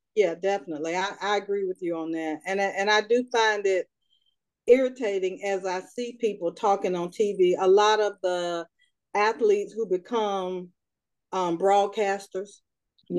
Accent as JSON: {"language": "English", "town": "Raleigh", "region": "North Carolina", "country": "United States", "said": "I am from Raleigh, North Carolina, and I am the youngest of four."}